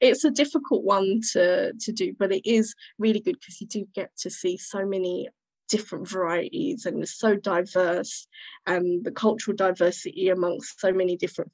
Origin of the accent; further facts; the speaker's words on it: United Kingdom; born and raised in Britain